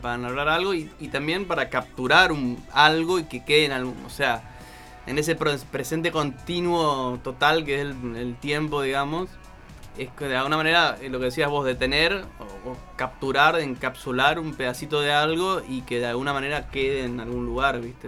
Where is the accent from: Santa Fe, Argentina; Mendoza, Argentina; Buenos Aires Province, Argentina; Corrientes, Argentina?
Corrientes, Argentina; Goya; accent: tonadita como de corrientes; also born or lived in Almagro, Buenos Aires; now in Buenos Aires, Argentina; somos correntinos de Goya